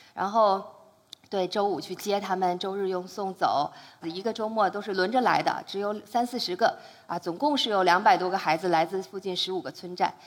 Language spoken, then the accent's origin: Chinese; Beijing, China; moved away; also born or lived in Yunnan; 我是一个土生土长的北京丫头